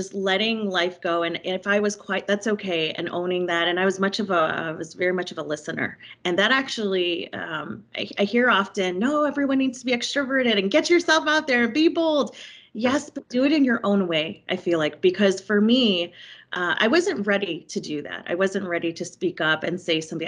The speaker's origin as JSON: {"language": "English", "town": "Chicago", "region": "Illinois", "country": "United States", "tie": "born or raised there", "moved": "yes", "lives_now": "Miami, United States", "said": "I grew up and was raised in Chicago"}